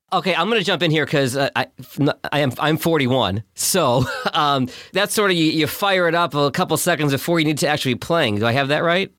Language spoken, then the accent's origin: English; Boston, Massachusetts, United States; my hometown of Boston